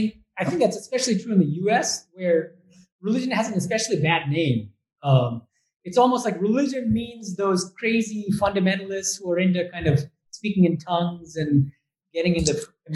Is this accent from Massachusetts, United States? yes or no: yes; Boston, Massachusetts, United States; moved away as an adult; also born or lived in Berkeley / Oxford / Germany; now in India; I don't know if you can tell from my accent, but I'm actually from the U.S. So I was born and raised in Boston.